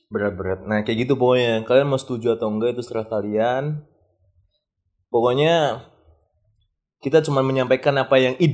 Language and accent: Indonesian; Java, Indonesia; nah ini cu sering tuh apalagi kalau ini cu pas lagi kalau di Jawa kita kan Jawa ya